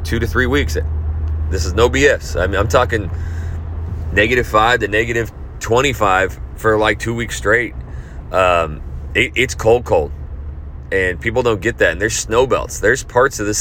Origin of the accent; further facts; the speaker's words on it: Idaho, United States; moved away; I'm from Idaho